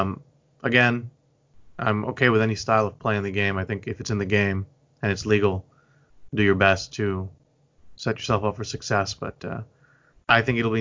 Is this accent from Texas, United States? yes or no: yes; Houston, Texas, United States; also born or lived in Hong Kong; when I came to Houston, I was around 5 years old